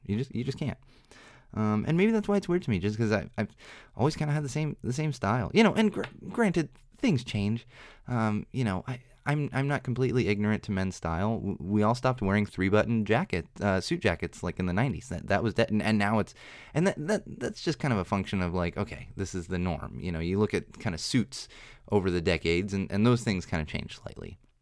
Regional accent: San Diego, California, United States; I'm from San Diego

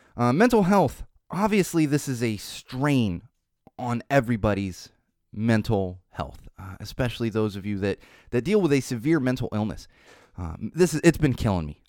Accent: Poway, California, United States; Poway, California is a small city near San Diego. That's where I grew up. That's my hometown

